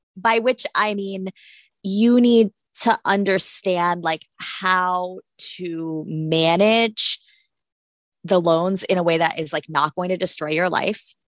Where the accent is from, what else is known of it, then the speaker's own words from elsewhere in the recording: Florida, United States; I'm from Florida